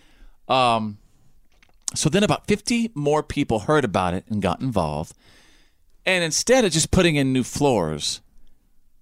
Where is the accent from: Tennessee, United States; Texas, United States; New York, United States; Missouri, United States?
Texas, United States; Bowie; growing up in Little Bowie, Texas